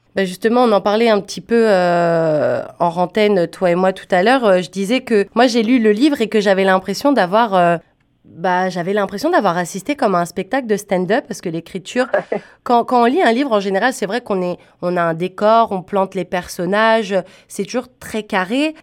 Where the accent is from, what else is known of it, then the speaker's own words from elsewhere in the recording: France; tu dois sûrement l'entendre à mon accent. Moi, je viens pas du Canada. Moi, je viens de mhm. France.